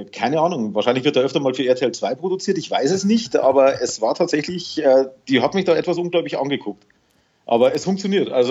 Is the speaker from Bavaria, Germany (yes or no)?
yes; Bavaria, Germany; Niederbayer. Äh, Niederbayer, gell? Ich, ich versuche es ja auch immer zu überdecken